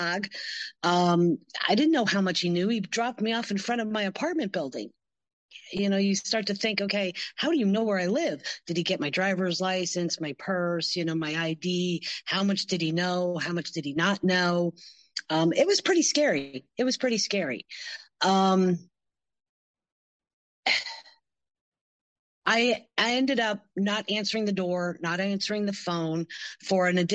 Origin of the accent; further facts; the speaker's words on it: Pennsylvania, United States; moved away as an adult; also born or lived in Michigan; I grew up in Pennsylvania